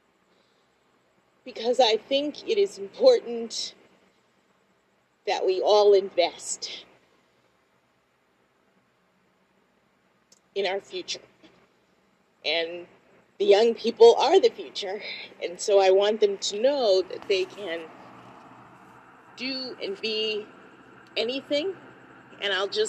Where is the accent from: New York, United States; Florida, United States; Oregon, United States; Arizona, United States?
Florida, United States; Miami; I'm from Miami, Florida